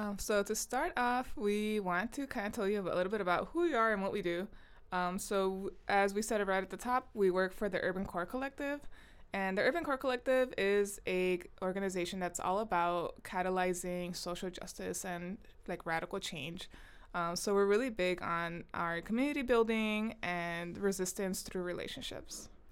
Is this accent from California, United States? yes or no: yes; Compton, California, United States; moved away as an adult; also born or lived in Long Beach, California; now in Michigan, United States; I am from Long Beach, California. Um, although I was raised in, like, the city of Compton.